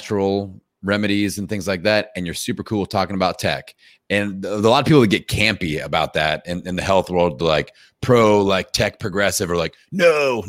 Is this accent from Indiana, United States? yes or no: yes; Indiana, United States; I'm from Indiana